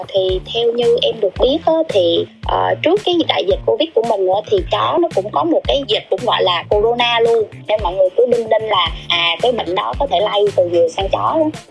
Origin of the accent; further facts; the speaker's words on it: Binh Dinh, Vietnam; quê của em là ở bình định